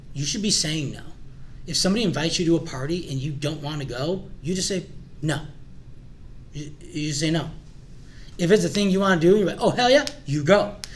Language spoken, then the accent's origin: English; Glenview, Illinois, United States; also born or lived in Morton Grove, Illinois; we moved to Glenview, right down the street actually by Willow and Finks